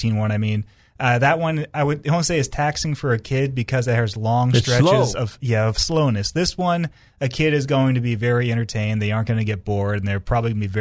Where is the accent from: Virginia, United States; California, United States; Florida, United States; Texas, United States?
Virginia, United States; Northern; I grew up in Northern Virginia